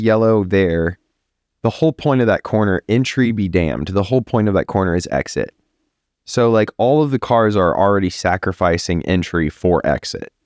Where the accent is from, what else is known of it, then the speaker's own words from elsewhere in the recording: Texas, United States; I'm a Texan